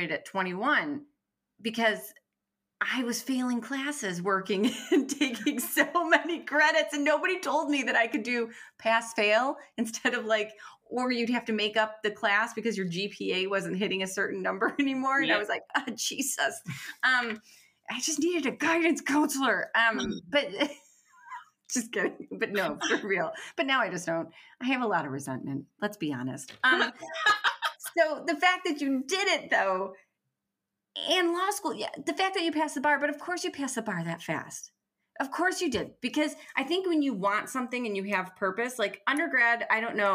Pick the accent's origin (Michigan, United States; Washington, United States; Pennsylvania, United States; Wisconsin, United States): Michigan, United States; Detroit; I'm from Detroit